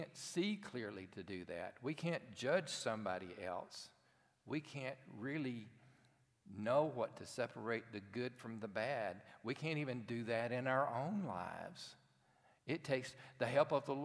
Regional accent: Cherokee, Alabama, United States; I grew up in a town called Cherokee, Alabama

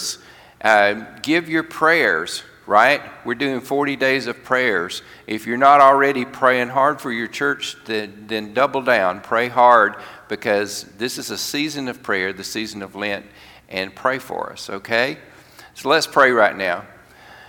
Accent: Alabama, United States; I'm from Alabama

